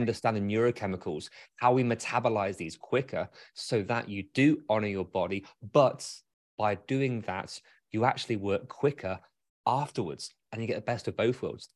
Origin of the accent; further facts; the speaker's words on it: United Kingdom; now in Grand Rapids, United States; as a Brit